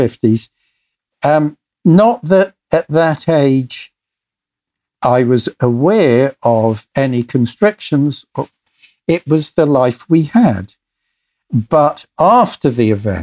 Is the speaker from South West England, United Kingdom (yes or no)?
yes; Corfe Mullen, South West England, United Kingdom; also born or lived in London; growing up in England, it was the time of austerity